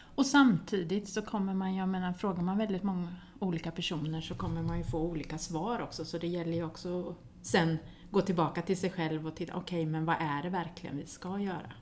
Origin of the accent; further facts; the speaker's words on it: Västervik, Kalmar County, Sweden; moved away; also born or lived in Linköping / Uppsala / Gothenburg; jag är född i Västervik men jag har pluggat i Linköping